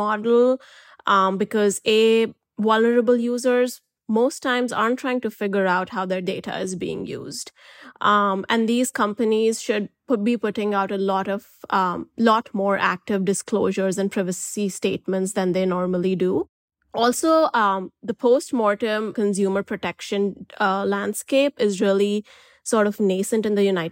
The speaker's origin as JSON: {"language": "English", "country": "India", "said": "I'm an Indian journalist, and where I come from"}